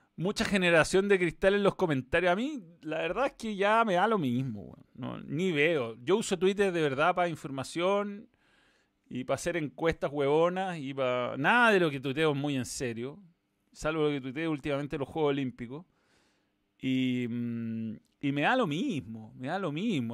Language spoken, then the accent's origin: Spanish; Chile; fútbol chileno